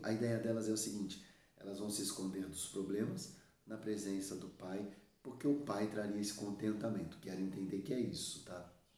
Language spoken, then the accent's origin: Portuguese; Suzano, São Paulo, Brazil; aqui na minha região, eu sou de Suzano, São Paulo, Brasil